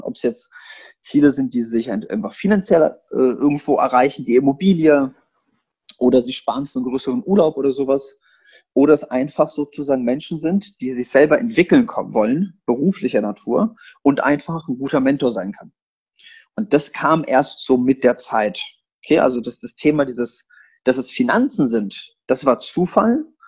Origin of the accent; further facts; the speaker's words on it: Berlin, Germany; also born or lived in eastern Poland; Ich bin geboren in Polen und ich bin als kleiner Junge gekommen, Ausländer hier Berlin.